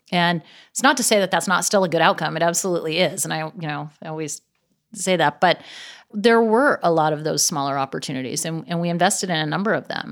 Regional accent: Gig Harbor, Washington, United States; now in Los Angeles, United States; I grew up in Seattle, actually in a little town outside of Seattle called Gig Harbor

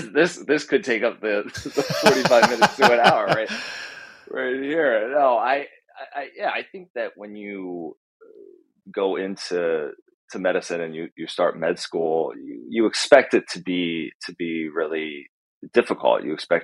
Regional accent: Pennsylvania, United States; I'm originally from Central PA, and we moved around Pennsylvania a lot.

